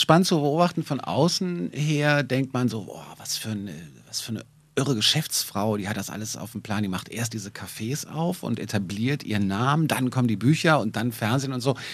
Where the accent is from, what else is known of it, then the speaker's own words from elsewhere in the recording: Berlin, Germany; als Berliner